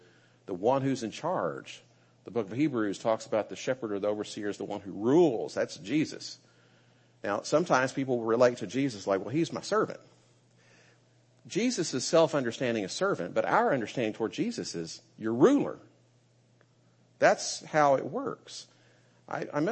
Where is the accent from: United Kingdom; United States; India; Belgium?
United States; as an American